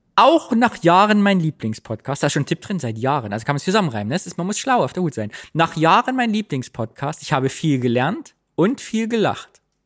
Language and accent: German; East Germany, Germany; now in Cologne, Germany; ich bin Ossi.